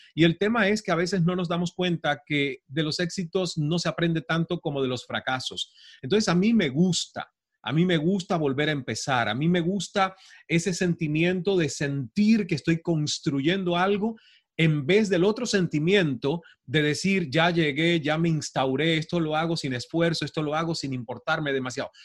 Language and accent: Spanish; Santiago de Cuba, Cuba; moved away as an adult; also born or lived in Toronto, Canada / Mexico; yo soy del oriente del país, soy de Santiago de Cuba